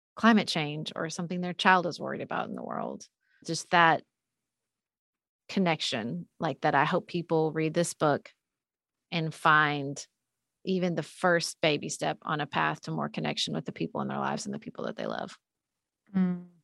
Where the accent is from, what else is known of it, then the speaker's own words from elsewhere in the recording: Paducah, Kentucky, United States; moved away as an adult; also born or lived in Washington, D.C.; when I moved home to my, my hometown of Paducah, Kentucky